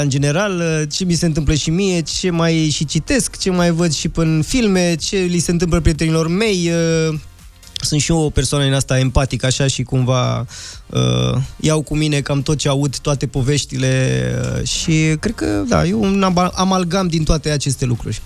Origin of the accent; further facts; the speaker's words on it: Transylvania, Romania; now in Bucharest, Romania; fiind un băiat uh, ardelean venit în București